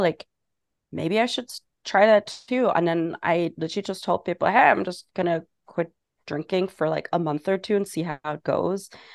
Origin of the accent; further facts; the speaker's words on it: Germany; moved away as an adult; also born or lived in England; now in New York City, United States; I'm originally from Germany.